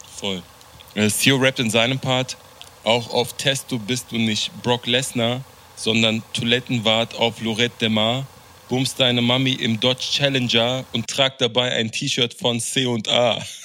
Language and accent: German; Berlin, Germany; als jemand, der in äh, Deutschland aufgewachsen ist, der in Berlin aufgewachsen ist